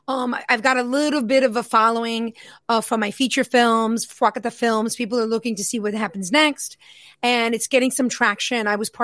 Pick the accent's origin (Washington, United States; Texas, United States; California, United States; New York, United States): New York, United States; New York City; It's loosely based on my childhood because I grew up in Queens, New York.